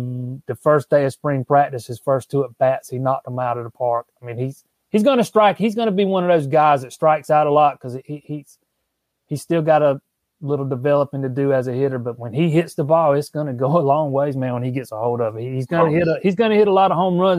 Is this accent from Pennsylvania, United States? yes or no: no; Florence, South Carolina, United States; also born or lived in Charleston, South Carolina; I'm from Florence, but I lived in Charleston for a little while